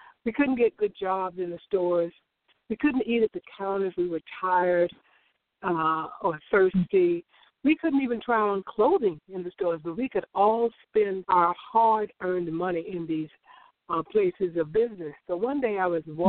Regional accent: Orangeburg, South Carolina, United States; I grew up in South Carolina, as you said, in a little town called Orangeburg.

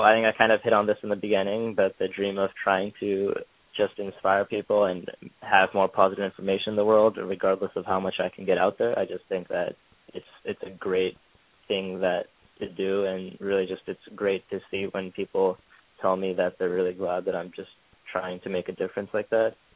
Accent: Pennsylvania, United States; moved away as an adult; now in New York, United States; I grew up in Pennsylvania, a small town, and I'm currently in school in New York at uh, Cornell.

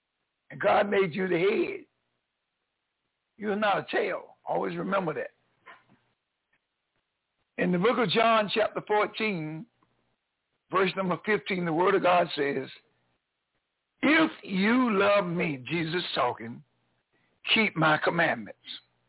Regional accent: North Carolina, United States; born there; moved away; I'm a new kid on the block down here in North Carolina. I was born in North Carolina, but I was gone from here for over 43 years. I just came back here in 2017.

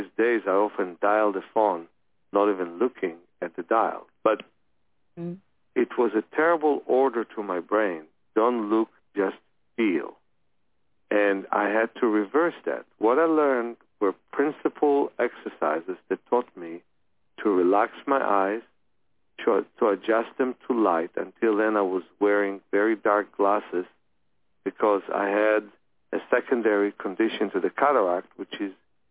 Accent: Ukraine; I was born in the Ukraine

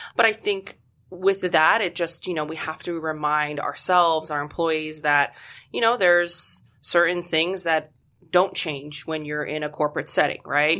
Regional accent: Poland; moved away; I'm originally from Poland

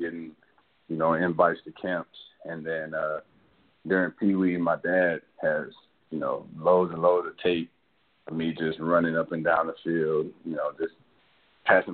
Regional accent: Chattanooga, Tennessee, United States; also born or lived in Detroit, Michigan; I moved from Detroit at a young age, maybe 3 or 4. Moved to Chattanooga

